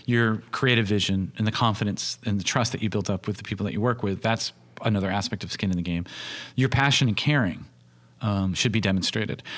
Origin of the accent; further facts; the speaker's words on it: United States; I'm doing it as an American filmmaker working in a, in a U K perspective